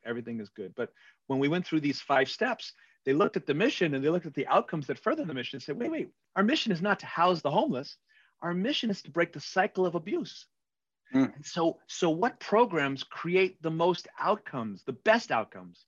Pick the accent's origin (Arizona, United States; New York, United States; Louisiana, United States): New York, United States; New York City; I'm an Irish Catholic from Queens